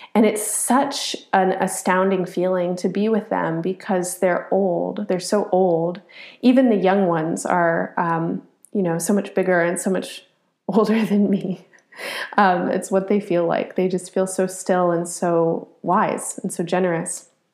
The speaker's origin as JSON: {"language": "English", "country": "United States", "said": "as an American, as a product of this place. Um, I'm formed by it."}